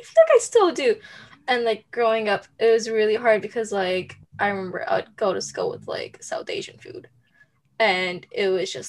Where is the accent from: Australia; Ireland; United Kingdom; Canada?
Canada; I identify as Canadian because I'm born in Canada and Canada's so diverse, so it's like anything, but then like they just want to know where you're from, so I'm like, okay, I'm Sri Lankan.